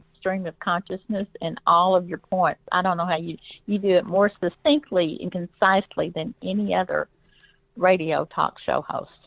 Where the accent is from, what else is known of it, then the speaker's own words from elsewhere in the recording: Arkansas, United States; I grew up in Arkansas